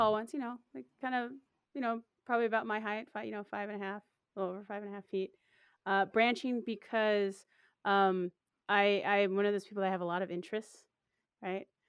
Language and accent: English; Portland, Oregon, United States; It's in my hometown